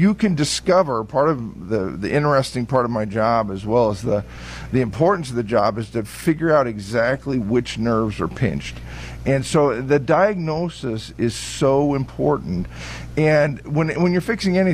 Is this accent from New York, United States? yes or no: no; Muncie, Indiana, United States; now in Beaver Dam, United States; Originally from Muncie, Indiana.